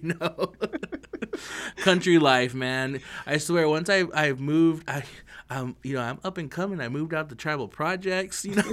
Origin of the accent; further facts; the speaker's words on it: Lapwai, Idaho, United States; I'm from Lapoy. I'm proud to be from Lapoy